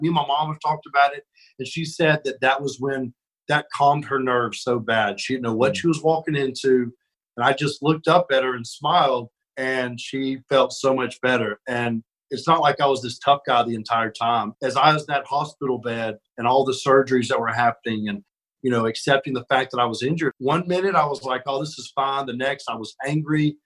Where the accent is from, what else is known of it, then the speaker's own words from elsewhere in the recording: Birmingham, Alabama, United States; I'm from Alabama, and you know, grew up when I was real little. We were far out in the country, and then as I got older, we lived more in Birmingham. So I kind of grew up in in the city